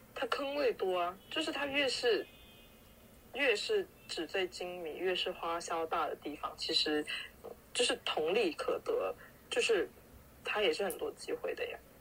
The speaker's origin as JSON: {"language": "Chinese", "town": "Foshan", "region": "Guangdong", "country": "China", "moved": "as an adult", "lives_now": "United Kingdom", "said": "我说不，佛山"}